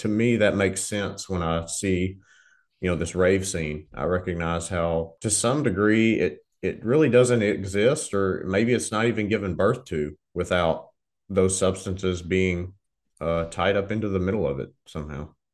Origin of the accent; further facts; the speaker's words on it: Southern Arkansas, United States; I grew up in Southern Arkansas